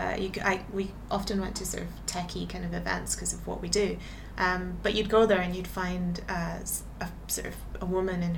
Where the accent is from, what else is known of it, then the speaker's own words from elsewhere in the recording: Edinburgh, Scotland, United Kingdom; accent: Scottish; moved away as an adult; now in London, United Kingdom; my hometown, Edinburgh, which I really love as a kind of my home place